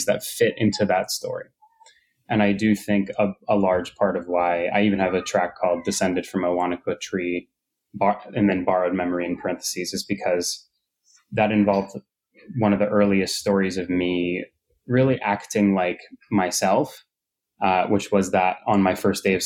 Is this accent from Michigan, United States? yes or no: no; New York, United States; being a New Yorker and growing up in New York